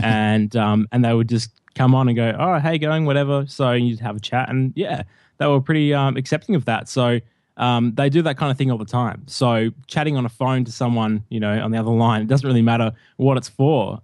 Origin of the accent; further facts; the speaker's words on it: Melbourne, Victoria, Australia; moved away as an adult; now in Hamilton, Australia; I'm from Melbourne, and I recently moved a few months ago, uh, about four hours out of Melbourne to a rural, a rural town, uh, called Hamilton